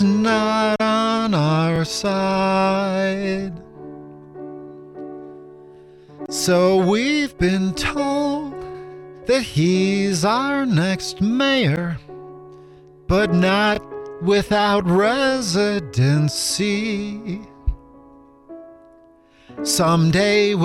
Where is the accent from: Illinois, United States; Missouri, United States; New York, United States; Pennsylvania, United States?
Illinois, United States; Chicago; I'm from the South Side of Chicago.